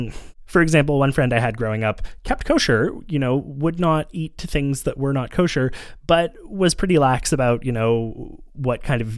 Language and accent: English; Montreal, Quebec, Canada; partly because I grew up in Montreal with a lot of Jewish friends and there is a large Jewish population here